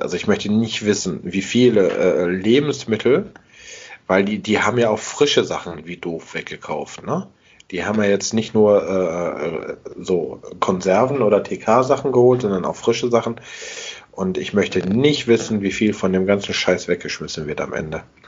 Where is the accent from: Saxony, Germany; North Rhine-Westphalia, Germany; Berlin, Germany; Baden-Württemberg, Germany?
North Rhine-Westphalia, Germany; Essen; ich komme aus Altenessen